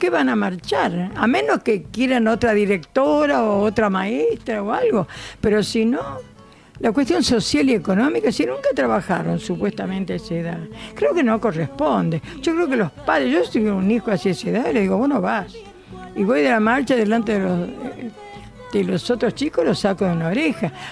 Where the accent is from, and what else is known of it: Santa Lucía, Tucumán, Argentina; now in Buenos Aires, Argentina